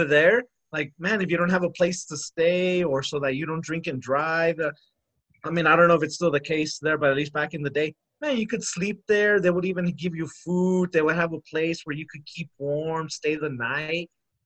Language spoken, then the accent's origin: English; United States; We're American